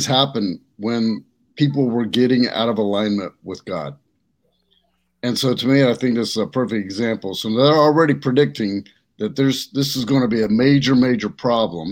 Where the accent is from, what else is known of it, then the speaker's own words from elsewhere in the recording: Louisiana, United States; I grew up in Louisiana